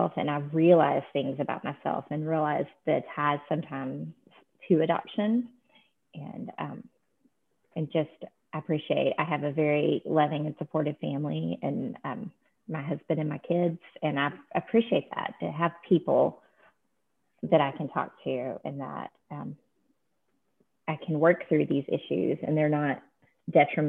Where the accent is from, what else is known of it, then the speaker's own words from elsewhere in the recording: Texas, United States; I was born in Texas